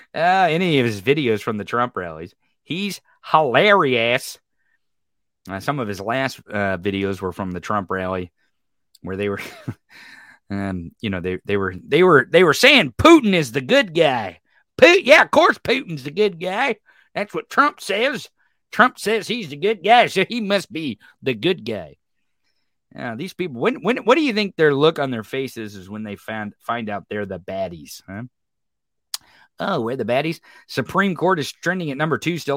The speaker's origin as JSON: {"language": "English", "region": "Missouri", "country": "United States", "said": "I'm from Missouri"}